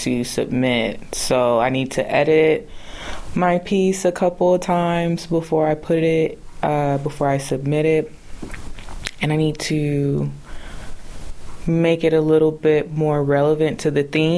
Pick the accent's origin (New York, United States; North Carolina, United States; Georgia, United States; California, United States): California, United States; Vallejo; moved away as an adult; now in Merced, United States; I am from the Bay Area, more specifically Vallejo, California